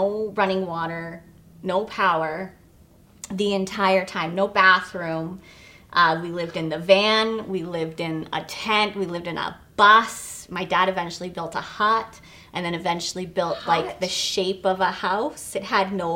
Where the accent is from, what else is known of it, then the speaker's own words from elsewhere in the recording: Vancouver, British Columbia, Canada; also born or lived in Toronto, Canada; And I was born in Toronto, and my parents, when I was really young, we moved to Vancouver